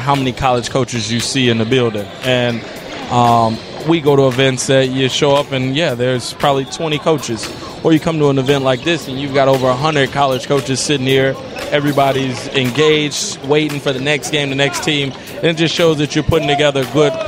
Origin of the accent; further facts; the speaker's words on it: Chicago, Illinois, United States; moved away as an adult; now in Michigan, United States; I went to Providence St. Mill High School on the west side, man. I'm from K-Town, Madison and Kildare. I mean, for me personally, I'm from Chicago